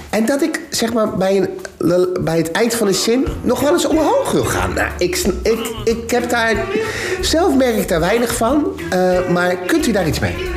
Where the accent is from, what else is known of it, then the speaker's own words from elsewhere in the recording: Rotterdam, South Holland, Netherlands; accent: licht Rotterdams; mijn accent toch nog licht Rotterdams is.